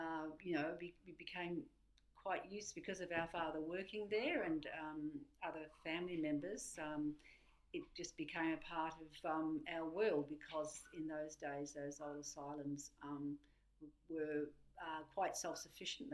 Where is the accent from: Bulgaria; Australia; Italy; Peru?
Australia; Beechworth, Victoria; also born or lived in Melbourne, Victoria; Yeah, I was born in Melbourne, Victoria. Yeah, but when I was 5 years old, our family moved to Beechworth in northeast Victoria